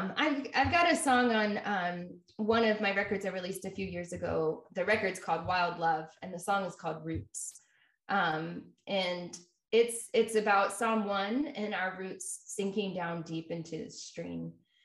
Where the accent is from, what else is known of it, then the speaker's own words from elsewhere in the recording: Jacksonville, Florida, United States; Jacksonville, Florida.